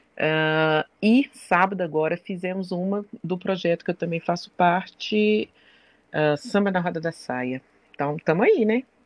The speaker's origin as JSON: {"language": "Portuguese", "town": "Belo Horizonte", "region": "Minas Gerais", "country": "Brazil", "said": "sou mineira de Belo Horizonte"}